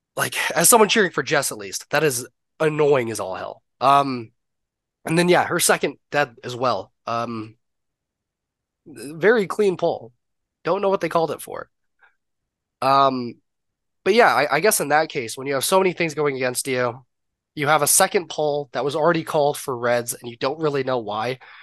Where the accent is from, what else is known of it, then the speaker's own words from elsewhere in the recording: Canada; I'm obviously Canadian